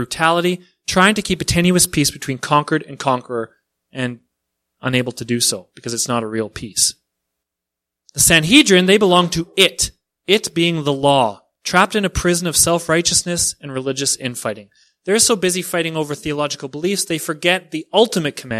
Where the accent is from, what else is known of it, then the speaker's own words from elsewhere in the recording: Canada; I'm Canadian